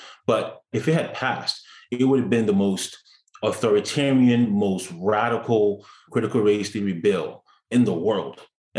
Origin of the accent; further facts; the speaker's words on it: Peel, Ontario, Canada; the school that I grew up in Peel District School Board